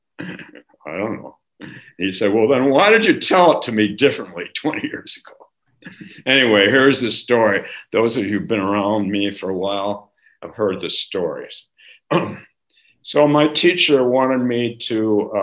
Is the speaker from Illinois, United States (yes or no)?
no; California, United States; growing up in California